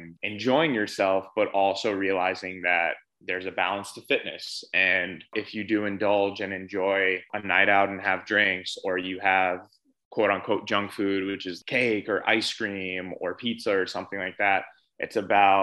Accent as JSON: {"language": "English", "town": "New York City", "region": "New York", "country": "United States", "tie": "born or raised there", "said": "I'm born and raised from New York City. I was born in Manhattan, grew up there"}